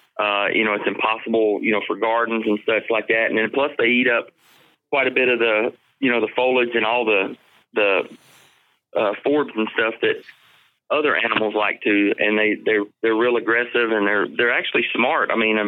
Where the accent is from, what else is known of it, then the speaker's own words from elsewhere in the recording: Ohio, United States; born there; I was born in Ohio.